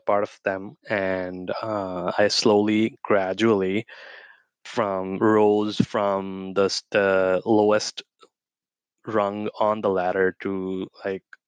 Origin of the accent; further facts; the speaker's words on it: Pakistan; moved away as an adult; also born or lived in West Virginia / Houston; where I grew up in Pakistan.